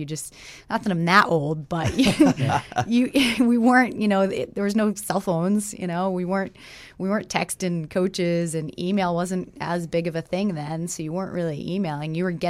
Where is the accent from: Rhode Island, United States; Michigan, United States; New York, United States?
Rhode Island, United States; I was from Rhode Island, really small state.